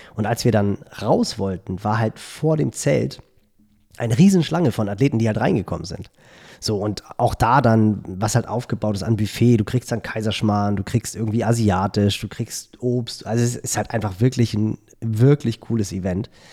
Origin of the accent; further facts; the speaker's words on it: Northern Germany, Germany; als Norddeutscher